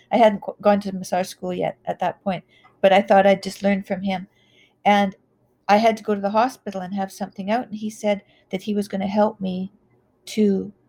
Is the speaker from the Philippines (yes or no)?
no; Canada; I grew up in the Wild West. I grew up in, I graduated in 1979, which was at the height of alcohol and drug use in Canada. And we had a lot of oil money